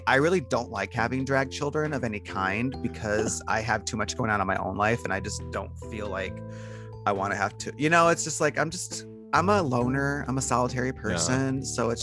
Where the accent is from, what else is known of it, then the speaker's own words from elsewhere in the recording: Detroit, Michigan, United States; now in Portland, United States; I was born and raised in Detroit, very, very poor